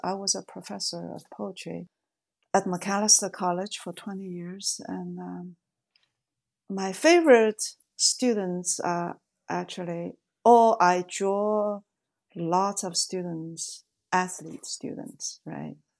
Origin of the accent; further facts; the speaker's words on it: Shanghai, China; moved away; I was born in Shanghai